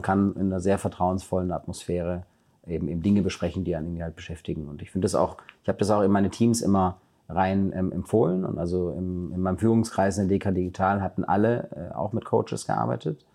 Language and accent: German; Germany; ich bin in Deutschland aufgewachsen